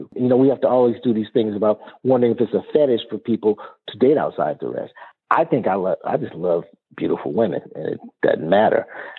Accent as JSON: {"language": "English", "town": "Compton", "region": "California", "country": "United States", "said": "Hey, I'm from Compton. You realize this is not a tan, you know?"}